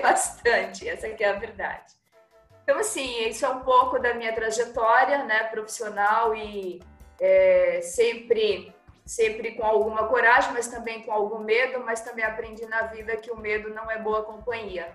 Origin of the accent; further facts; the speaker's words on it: Pernambuco, Brazil; eu sou pernambucana é, e gosto dessas minhas raízes